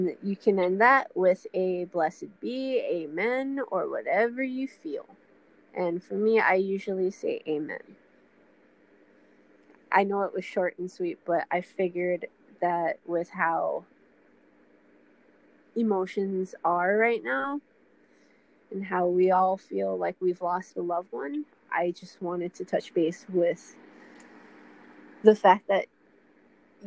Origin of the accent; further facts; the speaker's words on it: Honolulu, Hawaii, United States; my hometown, especially Hawaii, it would be up in Papakolea